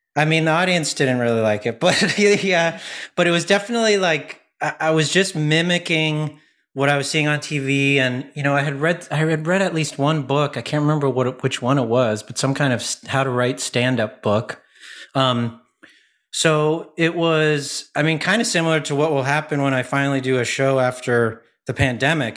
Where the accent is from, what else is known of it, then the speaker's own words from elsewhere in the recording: Ottawa, Ontario, Canada; I was from Ottawa when I was about twelve